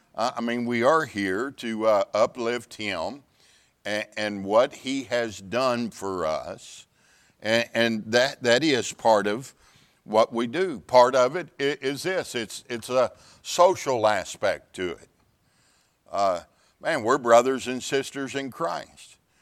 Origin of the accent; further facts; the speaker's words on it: Pasadena, Texas, United States; I grew up in the Houston area in a town called Pasadena, Texas